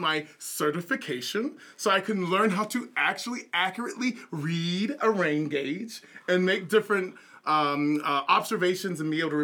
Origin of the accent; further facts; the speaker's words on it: Savannah, Georgia, United States; When I was a wee lad, growing up in Savannah, Georgia